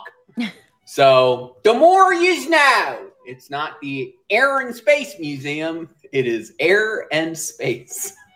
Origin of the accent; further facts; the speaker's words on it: New Jersey, United States; I grew up in South Jersey around a lot of old white people who were originally from Philly, and they kinda all talk like this.